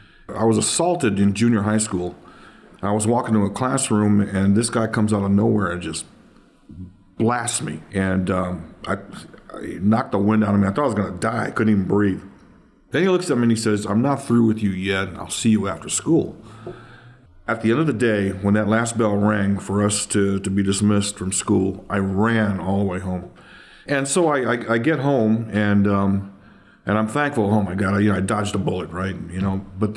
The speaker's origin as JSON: {"language": "English", "town": "Oakland", "region": "California", "country": "United States", "tie": "born or raised there", "said": "Yeah, I grew up here, born and raised in Oakland, between 86th and 87th Avenue, yeah, just off of East 14th."}